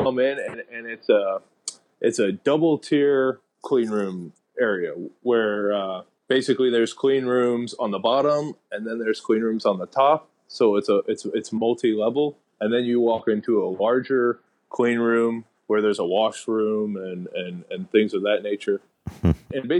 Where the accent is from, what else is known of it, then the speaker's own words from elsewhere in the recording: Lawrence, Kansas, United States; also born or lived in Michigan / Denver, Colorado; now in Puerto Rico; I'm from Lawrence, Kansas